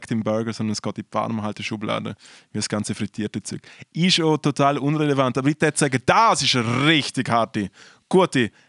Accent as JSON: {"language": "German", "country": "Liechtenstein", "tie": "born or raised there"}